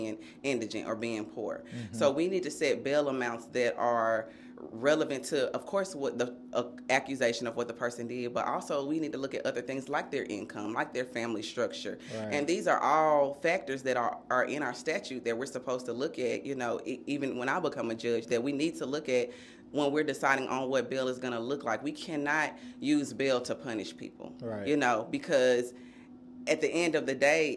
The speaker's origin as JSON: {"language": "English", "town": "Nashville", "region": "Tennessee", "country": "United States", "tie": "born or raised there", "said": "I'm a Nashville native. I grew up right here in East Nashville"}